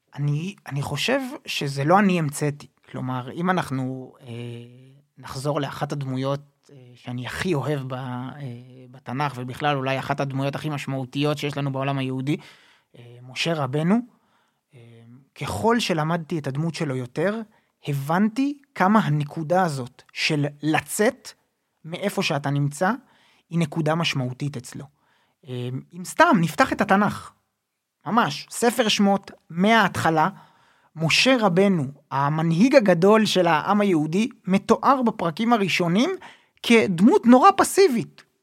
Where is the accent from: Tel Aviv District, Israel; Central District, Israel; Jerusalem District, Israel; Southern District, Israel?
Jerusalem District, Israel; Jerusalem; אני בסוף גדלתי בירושלים, ילד ירושלמי